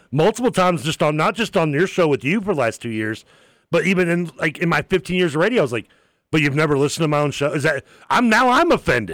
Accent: United States; born and raised here

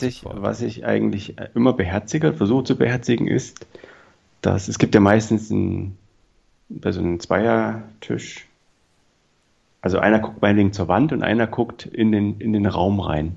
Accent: East Germany, Germany; Ich bin Ossi.

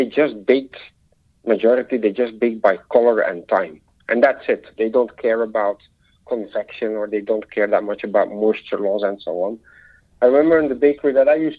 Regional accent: Belgium; moved away; I'm back this week in Belgium, my home country

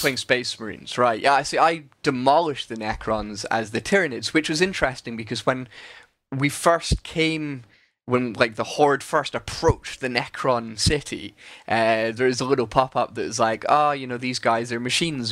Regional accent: Scotland, United Kingdom; I'm Scottish

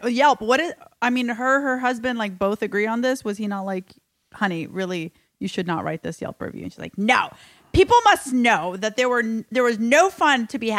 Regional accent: Alabama, United States; also born or lived in Palestine; growing up in Alabama

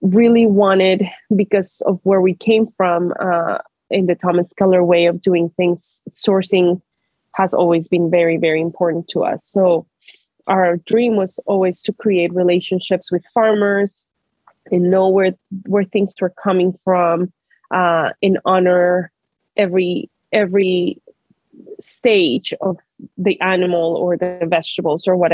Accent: Colombia; now in Portland, United States; growing up in Colombia

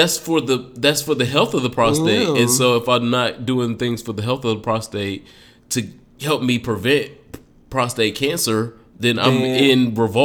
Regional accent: Detroit, Michigan, United States; I'm from Detroit.

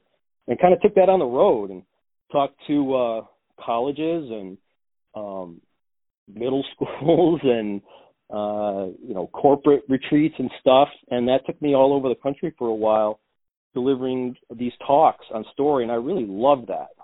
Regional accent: New York, United States; I came home to my hometown in New York

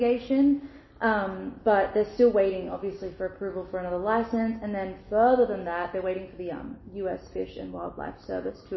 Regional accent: Australia; moved away; as an Australian

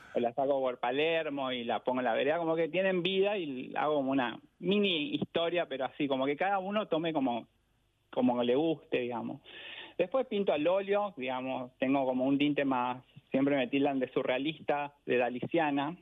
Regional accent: Asunción, Paraguay; born or raised there; moved away as an adult; also born or lived in Caballito, Buenos Aires, Argentina; now in Buenos Aires, Argentina

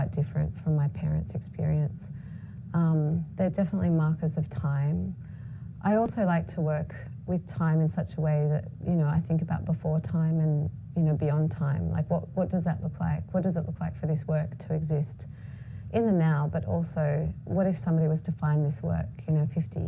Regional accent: Australia; I was born in Australia of Palestinian heritage

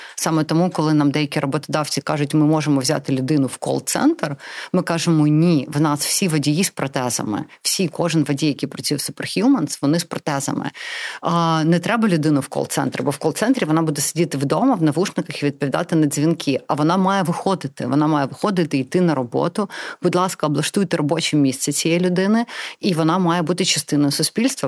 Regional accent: Crimea, Ukraine; first language Russian; Ukrainian is a second language; moved away; also born or lived in Donetsk, Ukraine; я народилася в Донецьку. Я виросла в Криму

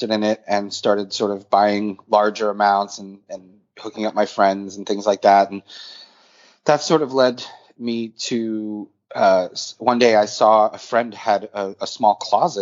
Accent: Boston, Massachusetts, United States; also born or lived in St. Petersburg, Russia; now in New York City, United States; I was born in St. Petersburg, Russia. I grew up in Boston and live in New York City for the last 20 years.

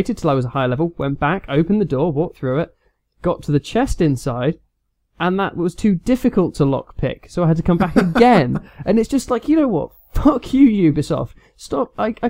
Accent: United Kingdom; We can say this as being British.

